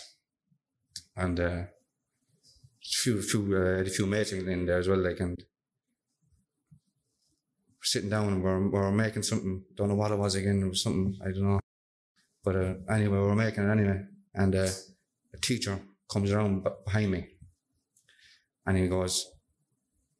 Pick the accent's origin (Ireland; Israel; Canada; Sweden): Ireland; Castlebar, Connacht; I'm from Castlebarne, County Mayo. 20 years of age. Grown up in Castlebar